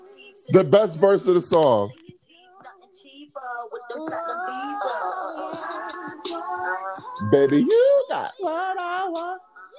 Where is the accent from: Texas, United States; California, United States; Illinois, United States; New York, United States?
New York, United States; New York City; I'm from Brooklyn, born and raised. I am Brooklyn.